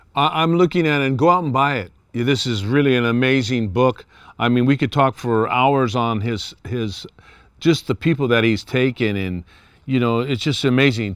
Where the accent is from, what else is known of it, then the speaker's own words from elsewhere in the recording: Oakland, California, United States; I grew up in Oakland, was an industrial city